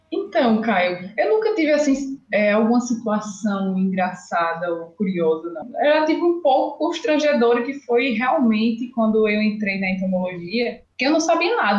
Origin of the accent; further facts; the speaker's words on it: Alagoas, Brazil; accent: Nordeste; now in Jaboticabal, Brazil; nordestina, sou de Alagoas